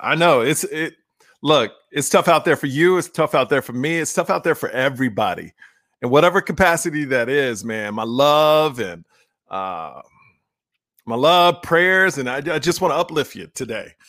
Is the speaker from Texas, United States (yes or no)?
yes; Houston, Texas, United States; I was born and raised in Houston, Texas